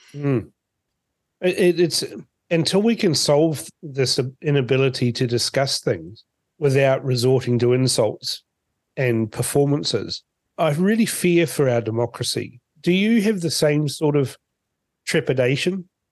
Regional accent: Fiji; now in New Zealand; born in Fiji

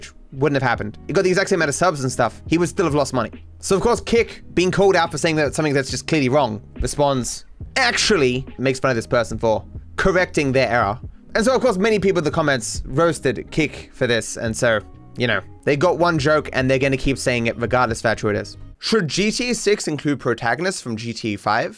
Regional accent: Australia; I'm Australian

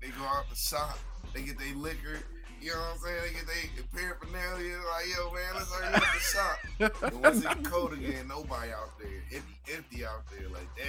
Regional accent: North Ohio, United States; I'm from North Ohio. There ain't nothing up there but cold and depression.

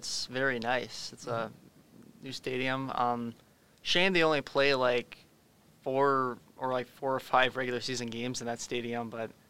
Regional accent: Aberdeen, South Dakota, United States; I grew up in Aberdeen, South Dakota

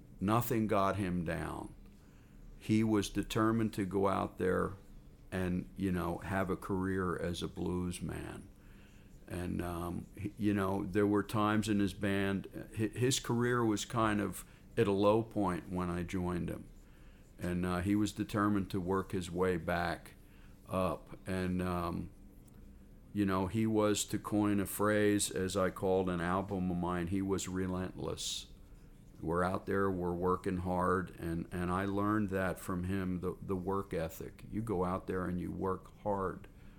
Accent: New Jersey, United States; now in California, United States; When I moved to California from New Jersey to seek a musical career, my original intention was to have my own band, to write my own songs, to front the band. I even had a band in New Jersey

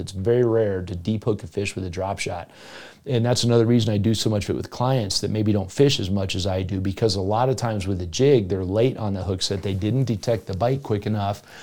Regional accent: South Florida, United States; moved away; I grew up in South Florida

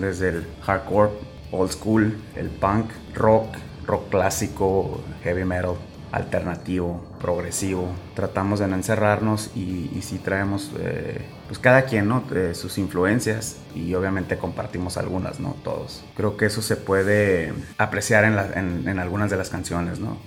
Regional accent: Tijuana, Baja California, Mexico; originario de aquí de Tijuana, Baja California

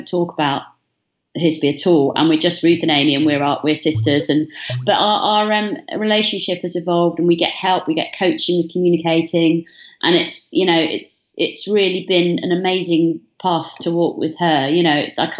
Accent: Bath, South West England, United Kingdom; moved away as an adult; now in Brighton, United Kingdom; we grew up in Bath

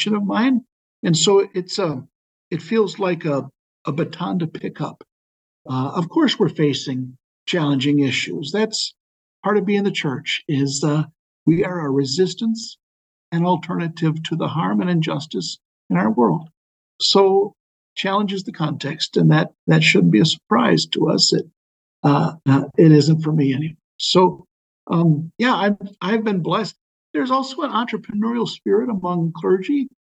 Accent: Waukesha, Wisconsin, United States; I was born in Waukesha, Wisconsin

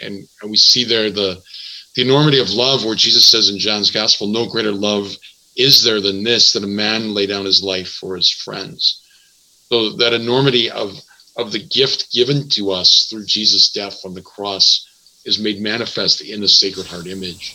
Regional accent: Milwaukee, Wisconsin, United States; now in Madison, United States; I'm from Milwaukee.

